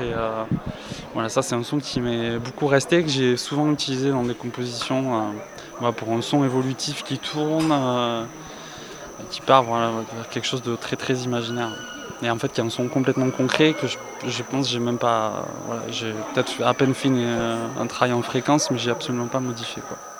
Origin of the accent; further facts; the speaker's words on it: Albi, Occitania, France; also born or lived in Paris; now in Toulouse, France; je suis originaire de la région de Toulouse